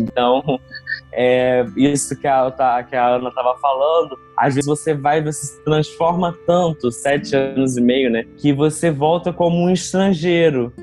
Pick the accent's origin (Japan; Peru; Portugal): Japan; Kakegawa, Shizuoka; first language Portuguese; moved away as an adult; now in Brazil; o finalzinho da infância e a minha adolescência praticamente toda no Japão